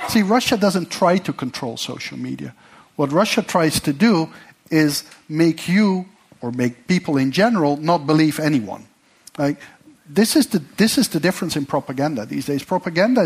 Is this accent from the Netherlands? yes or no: yes; Netherlands; I come from the Netherlands